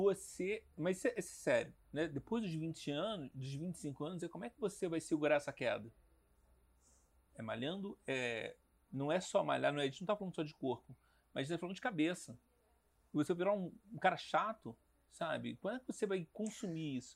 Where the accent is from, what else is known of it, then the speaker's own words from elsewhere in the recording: Rio de Janeiro, Brazil; eu sou carioca